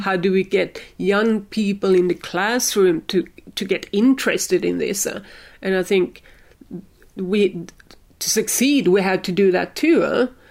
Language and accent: English; Sweden; I'm from Sweden, we have a lot of wood